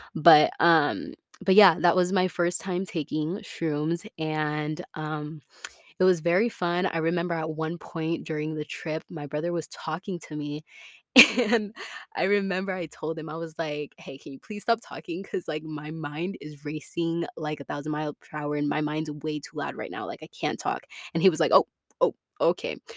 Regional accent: Tampa, Florida, United States; moved away as an adult; I was born and raised in Tampa, Florida.

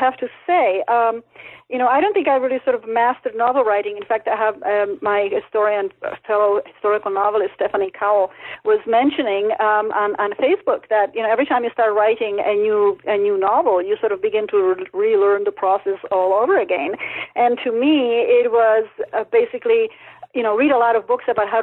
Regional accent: Czechia; English is a second language; also born or lived in Canada; now in New Mexico, United States; after the Russians invaded Czechoslovakia, we ended up as refugees in Canada, and that's where I learned English

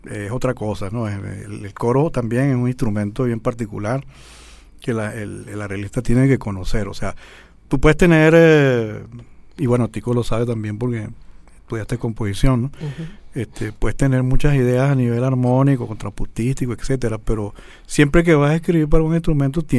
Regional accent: Guarenas, Miranda, Venezuela; also born or lived in Caracas; yo nací aquí en Caracas, pero mi familia se mudó a Guarena en el año

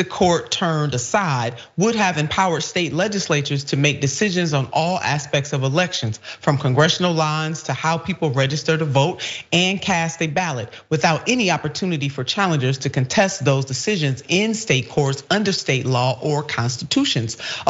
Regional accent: Ohio, United States; Ohio, my home state

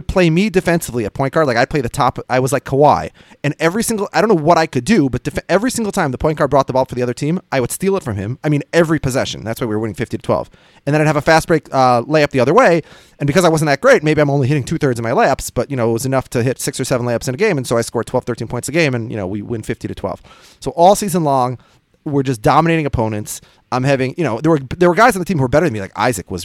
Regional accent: Minnesota, United States; I'm from Minnesota

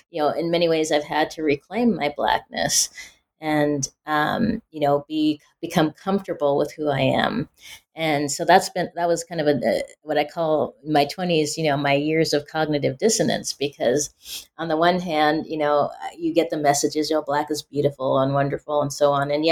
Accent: Pacific Northwest, United States; growing up in the Pacific Northwest, uh, you know, people assume when you're black, oh, you grew up in the South or in the inner city or you're urban.

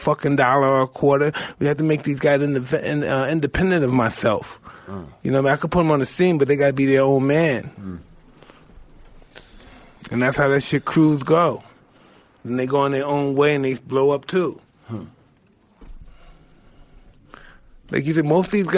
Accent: New York City, New York, United States; I'm from Brownville.

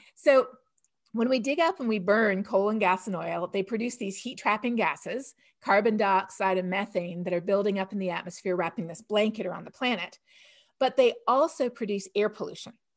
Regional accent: Canada; now in United States; growing up in Canada

